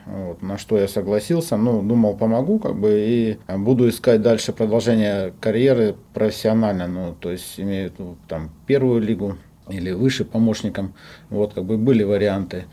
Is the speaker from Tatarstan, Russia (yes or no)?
no; Omsk, Omsk Oblast, Russia; moved away as an adult; also born or lived in Yekaterinburg; now in Rostov-on-Don, Russia; я сам с Омска. Родился в Омске